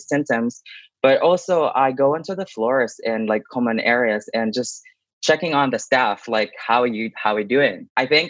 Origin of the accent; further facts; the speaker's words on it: Philippines; now in Lethbridge, Canada; I am originally from the Philippines. I moved in Canada in 2012